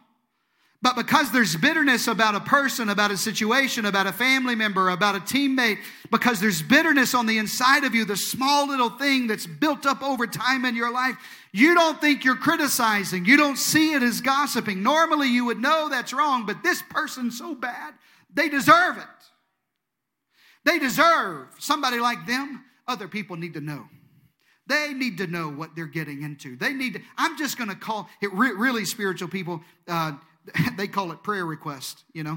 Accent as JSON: {"language": "English", "region": "Deep South", "country": "United States", "said": "I'm from the Deep South. In the Deep South, we say things like, oh, bless their heart."}